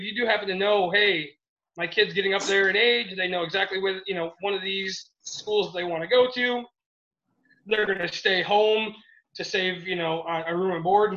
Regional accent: Michigan, United States; we're from Michigan, all of us

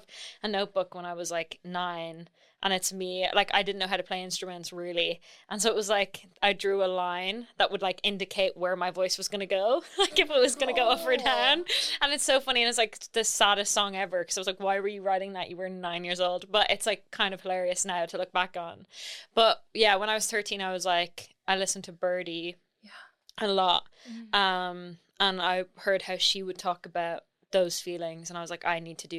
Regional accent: Ireland; moved away as an adult; now in London, United Kingdom; I'm from Ireland, but I live in London. I've been here for almost 2 years

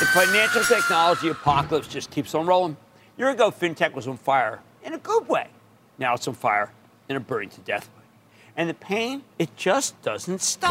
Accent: Philadelphia, Pennsylvania, United States; I'm from Philly.

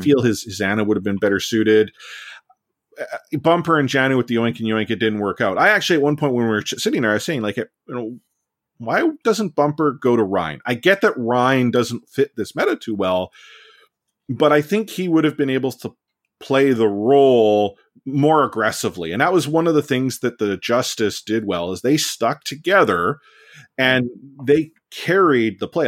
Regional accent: Vancouver, British Columbia, Canada; I'm born and raised in Vancouver.

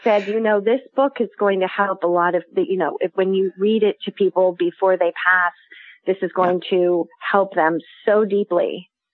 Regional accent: New York City, New York, United States; I'm from New York City and I'm right now in the heart of the Amish country in New Holland, Pennsylvania

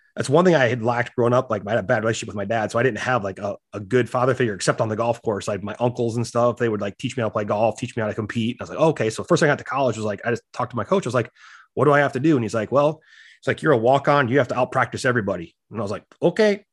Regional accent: South Dakota, United States; I grew up in South Dakota

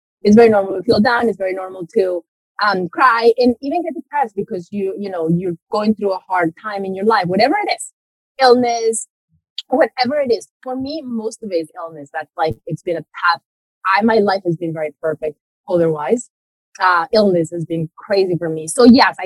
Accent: Medellín, Antioquia, Colombia; moved away; I was born and raised in Colombia, so in South America. And it's very interesting. I had a very interesting childhood because I was born in Medellin

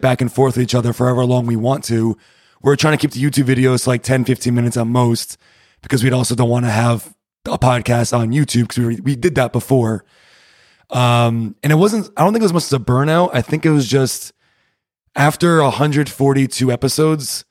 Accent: Rhode Island, United States; moved away as an adult; now in Berlin, Germany; I'm from Rhode Island

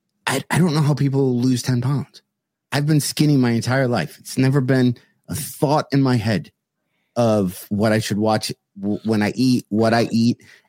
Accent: South Lyon, Michigan, United States; when I worked at Colonial Market in South Lyon

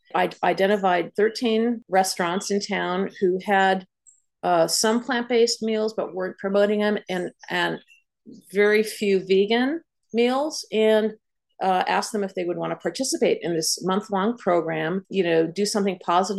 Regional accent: Montclair, New Jersey, United States; promoting plant-based meals in restaurants in Montclair, in my hometown

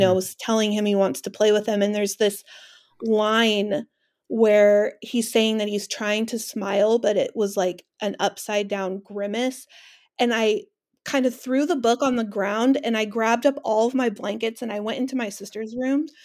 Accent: California, United States; now in Washington, United States; I live in Washington, they live in my hometown of California, in California

